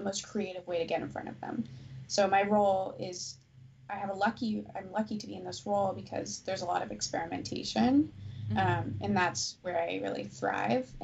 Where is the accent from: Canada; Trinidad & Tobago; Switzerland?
Canada; Newfoundland and Labrador; moved away; I was born in Newfoundland, so I'm a Newfie